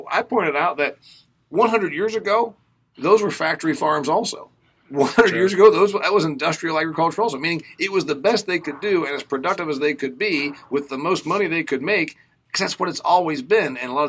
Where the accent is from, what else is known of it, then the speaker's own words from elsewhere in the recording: Midwest, United States; As a Midwesterner from a corn and soybean state